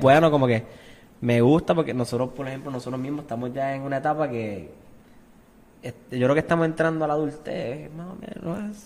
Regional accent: Arecibo, Puerto Rico; also born or lived in Quebradillas; yo soy de Quebradí, mi familia es de Quebradí, yo me crié en Arecibo y vivo en Arecibo toda mi vida.

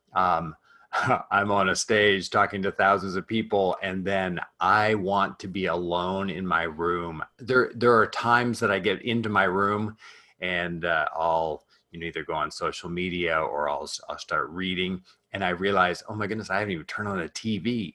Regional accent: Canada; I'm Canadian, so I uh I was raised in a family uh, of entrepreneurs

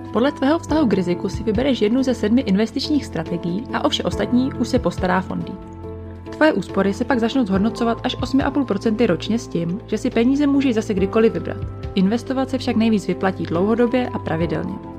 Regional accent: Czechia

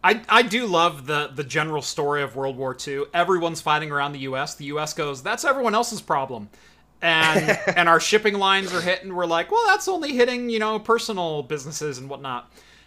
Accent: United States

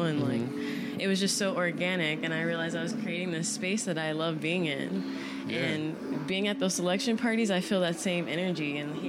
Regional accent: Houston, Texas, United States; now in New York, United States; No, I'm from Houston.

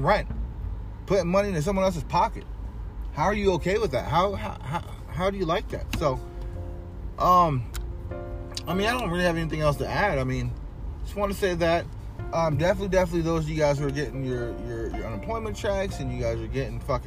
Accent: Riverside, California, United States; It's my hometown

